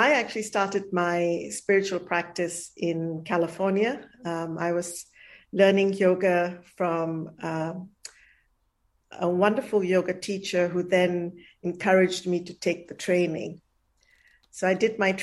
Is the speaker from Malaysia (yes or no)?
yes; Malaysia; moved away; also born or lived in India; I was born in Malaysia. The first few years I didn't grow up in India